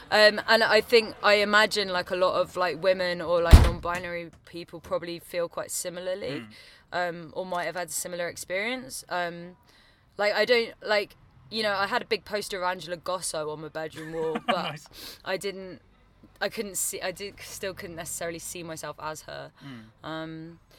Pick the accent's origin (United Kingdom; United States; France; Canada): United Kingdom; Wotton-under-Edge, South West England; moved away as an adult; also born or lived in Bristol; now in London, United Kingdom; me and Joe, the guitarist, we're from Wootton-under-Edge